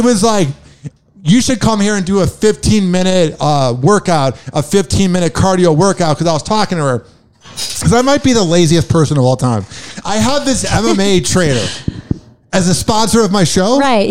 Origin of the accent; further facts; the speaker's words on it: Chicago, Illinois, United States; now in Tampa, United States; I'm from Chicago